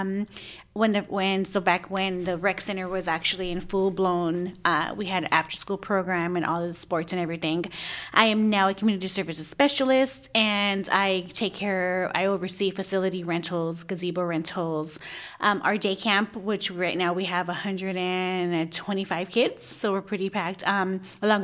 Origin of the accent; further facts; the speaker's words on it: San Diego, California, United States; moved away as an adult; now in Lemon Grove, United States; I am originally from City Heights